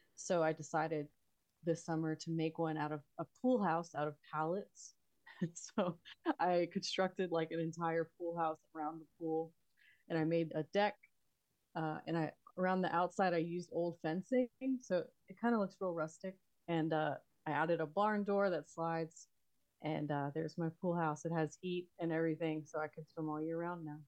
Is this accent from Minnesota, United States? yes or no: no; Texas, United States; also born or lived in Queens, New York / Florida; and then we moved to Texas, and I grew up here.